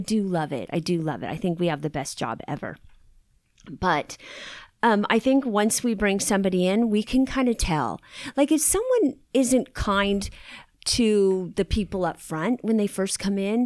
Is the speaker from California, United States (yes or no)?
yes; Long Beach, California, United States; I grew up in Long Beach